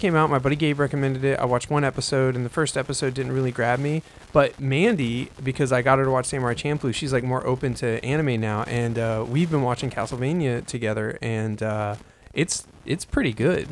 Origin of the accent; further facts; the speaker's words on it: United States; I'm American and I speak English